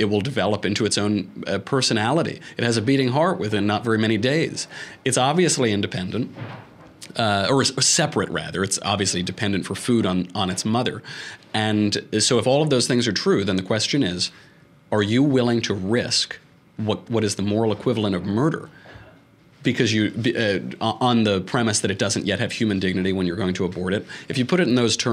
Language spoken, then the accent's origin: English; New York, United States; I'm from New York